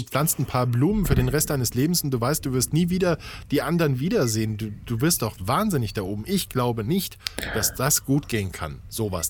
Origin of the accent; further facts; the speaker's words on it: Saarland, Germany; ich bin im Saarland geboren und groß geworden.